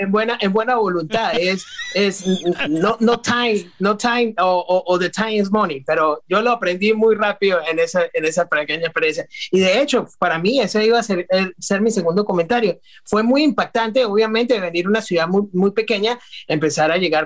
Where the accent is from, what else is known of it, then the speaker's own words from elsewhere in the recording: San Cristóbal, Táchira, Venezuela; moved away as an adult; also born or lived in New York; now in Florida, United States; soy venezolano, nativo de Venezuela y, no es común. nuestra ciudad se llama San Cristóbal. Es una ciudad que queda con frontera con Colombia. a 30 minutos tenemos Colombia, es el estado Táchira